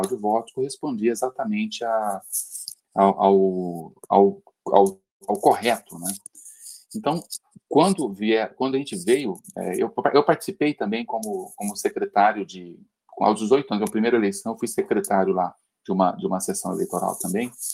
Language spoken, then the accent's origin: Portuguese; Uberlândia, Minas Gerais, Brazil; now in São Paulo, Brazil; eu sou de Uberlândia, né? moro em São Paulo, mas eu sou de Uberlândia, e lá tinha alguns amigos que participavam da eleição e contratava a gente como adolescente